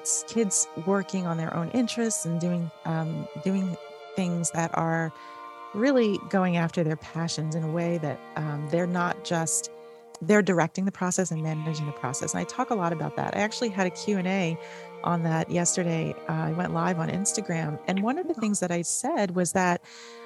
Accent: New York City, New York, United States; We grew up in New York City

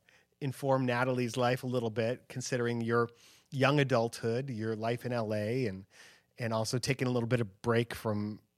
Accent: Chicago, Illinois, United States; So, and then after Rapid City, I went to Chicago, my hometown, which is where I grew up.

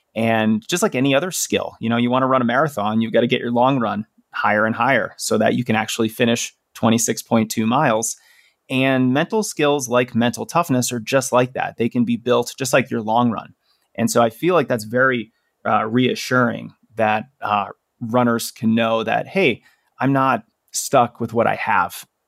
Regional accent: Denver, Colorado, United States; my hometown here of Denver

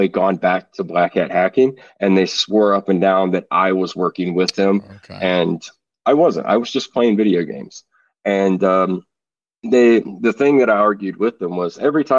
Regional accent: Virginia, United States; I'm from Virginia

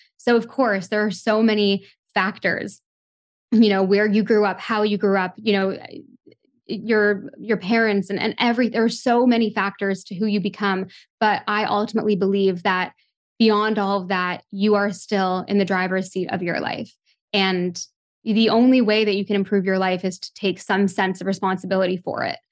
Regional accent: Toronto, Ontario, Canada; growing up in Toronto, a big city

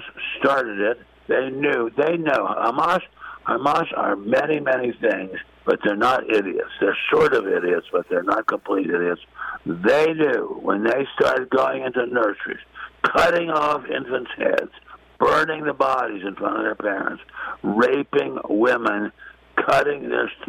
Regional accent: Washington, District of Columbia, United States; I'm from Washington.

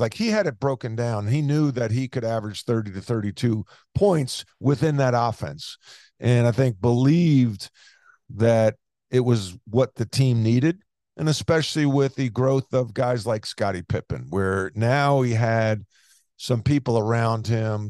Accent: Long Island, New York, United States; moved away as an adult; growing up on Long Island

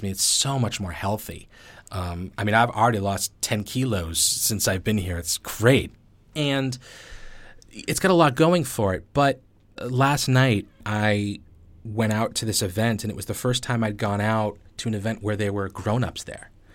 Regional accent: New England, United States; moved away as an adult; also born or lived in Beijing, China; now in Bali, Indonesia; I grew up in New England

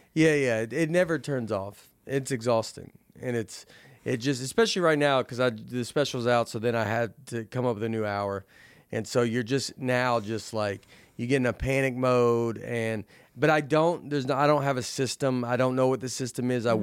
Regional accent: Tennessee, United States; moved away; also born or lived in New York; I'm being from Tennessee

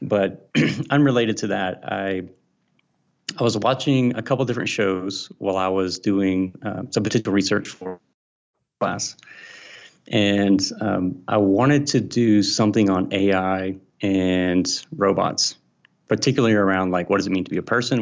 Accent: Mississippi, United States; I'm from Mississippi, and I'm a Southern boy, uh, grew up here

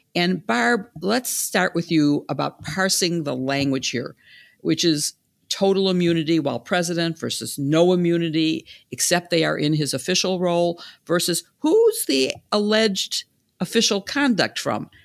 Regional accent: Chicago, Illinois, United States; in Chicago, my hometown

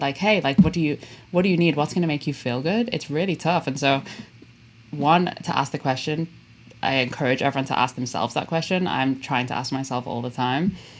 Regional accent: Liverpool, North West England, United Kingdom; moved away; I'm from Liverpool in England uh, originally, and I love it

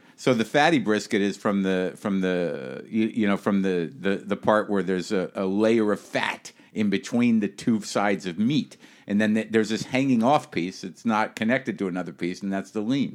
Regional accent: New Mexico, United States; moved away; I grew up in New Mexico.

